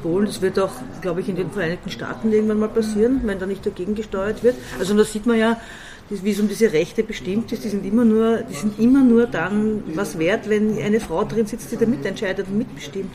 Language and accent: German; Baden, Lower Austria, Austria; born or raised there; also born or lived in Vienna